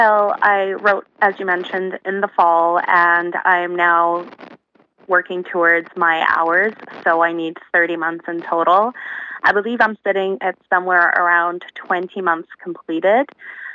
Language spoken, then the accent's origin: English; Thailand; moved away as an adult; also born or lived in Uzbekistan; now in Canada; I was born in Uzbekistan. I was born the year after, or actually some people say the year that the Soviet Union collapsed. So technically I was born in the USSR, which is a union that no longer exists. And then I moved to Thailand when I was around 7 years old